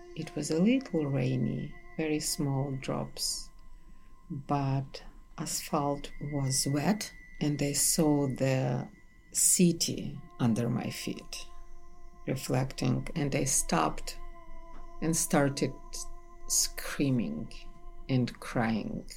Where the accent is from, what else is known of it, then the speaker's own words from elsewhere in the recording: Kyiv, Ukraine; moved away as an adult; also born or lived in Tartu, Estonia; now in New York, United States; I'm from Kiev.